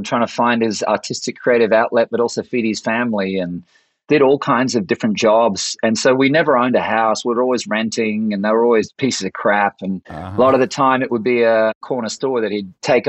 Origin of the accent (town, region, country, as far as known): Caboolture, Queensland, Australia; born or raised there; moved away as an adult; also born or lived in Brisbane, Australia / Sydney, Australia; now in Nashville, United States